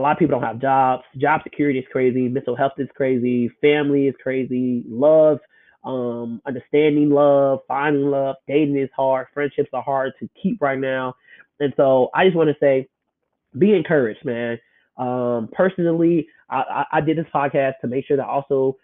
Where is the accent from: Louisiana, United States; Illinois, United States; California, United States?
Illinois, United States; Chicago; moved away as an adult; also born or lived in Memphis, Tennessee; born and raised in Chicago